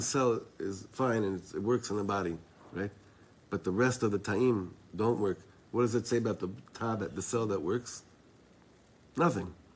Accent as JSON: {"language": "English", "country": "Israel", "said": "I'm from Eretz Yisrael."}